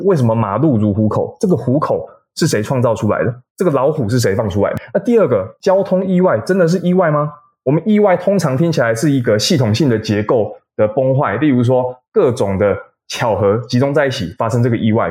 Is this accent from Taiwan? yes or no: yes; Taiwan; 我们台湾人在走路的时候